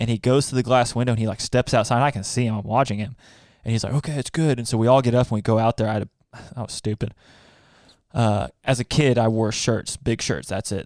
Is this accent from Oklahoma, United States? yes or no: yes; Oklahoma, United States; Growing up in Oklahoma, Twister was like a rite of passage, like you had to watch that to be an Oklahoman